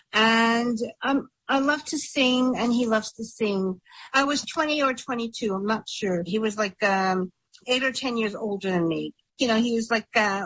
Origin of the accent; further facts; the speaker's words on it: Montreal, Quebec, Canada; I was from Montreal